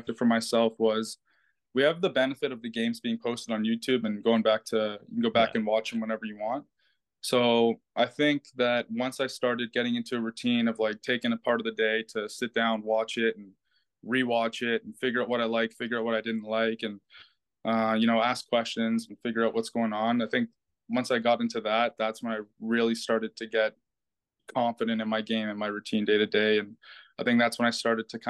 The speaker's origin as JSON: {"language": "English", "country": "Canada", "said": "being Canadian"}